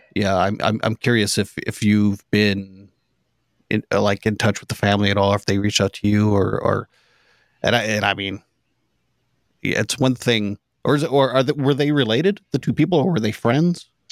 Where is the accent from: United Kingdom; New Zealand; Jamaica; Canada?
Canada; I'm Canadian